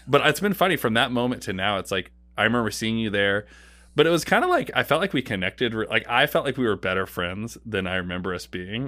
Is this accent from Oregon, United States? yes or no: yes; Portland, Oregon, United States; moved away as an adult; also born or lived in Saint Louis; I grew up in Oregon